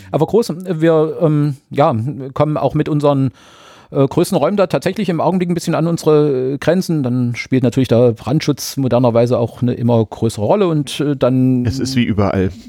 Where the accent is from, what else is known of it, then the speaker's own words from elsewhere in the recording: Germany; ihr merkt es ja bei der Sprache, ich komme ja aus der DDR oder jeweils mhm. äh, da geboren, mhm. da zur Schule.